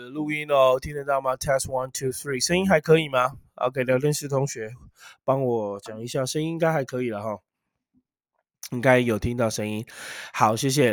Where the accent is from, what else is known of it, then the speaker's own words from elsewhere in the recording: Taiwan; 生在台湾，长在台湾